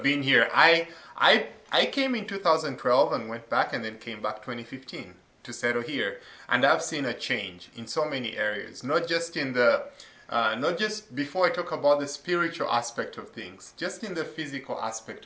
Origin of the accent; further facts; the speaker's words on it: Jinja, Uganda; moved away as an adult; now in Mars Hill, United States; I was born and raised in Uganda, a small town known as Jinja.